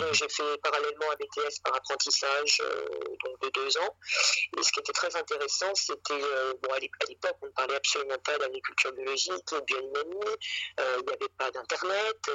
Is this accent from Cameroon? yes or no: no; Paris, Île-de-France, France; je suis euh, déjà euh, d'origine, je suis parisienne. Oui. je suis à Paris, j'ai grandi à Paris. toute ma famille est, parisienne de, souche, hein, de père en fils, ça remonte très loin.